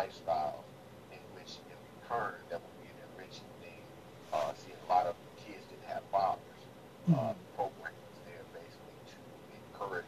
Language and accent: English; United States; growing up in the South Side, on the South Side.